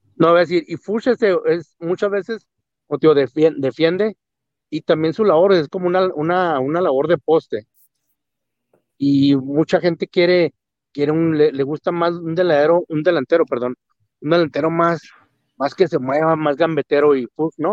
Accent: Mexico; nosotros como mexicanos, como latinos

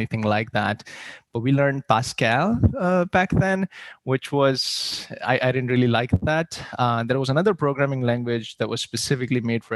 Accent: India; moved away as an adult; So I grew up in India. I moved here right after high school.

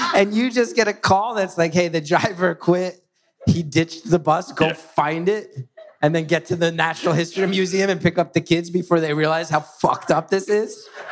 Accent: West Orange, New Jersey, United States; growing up in West West Orange

